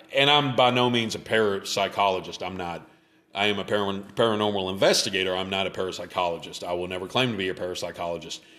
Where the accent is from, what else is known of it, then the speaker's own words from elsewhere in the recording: Memphis, Tennessee, United States; I grew up in Memphis